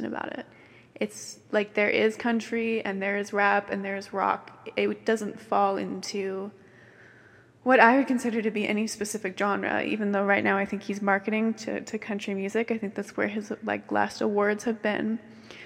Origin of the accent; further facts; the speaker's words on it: United States; growing up in the United States